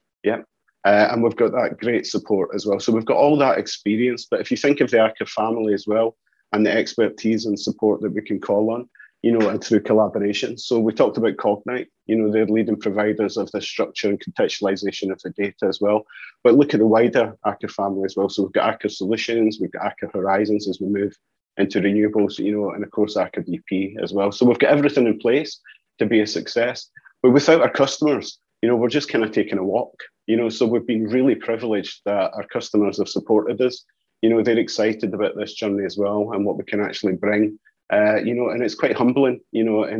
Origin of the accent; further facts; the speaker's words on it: Scotland, United Kingdom; accent: Scottish; You can hear by the accent, I'm Scottish as well.